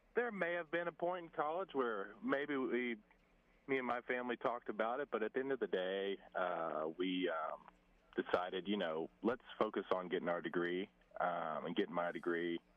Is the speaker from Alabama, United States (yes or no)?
yes; Saraland, Alabama, United States; moved away as an adult; also born or lived in Stanford, California; to represent Saraland in my hometown